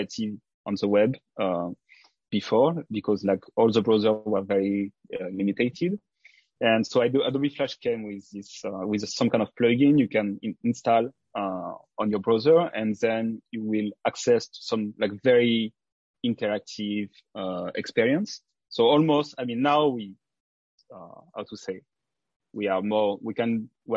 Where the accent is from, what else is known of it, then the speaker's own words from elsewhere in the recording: south of France, France; accent: French; English is a second language; moved away as an adult; also born or lived in Africa / Martinique / Paris, France; now in Osaka, Japan; I moved to France from 6 years old, and I spent most of my time in the south of France in a very small village.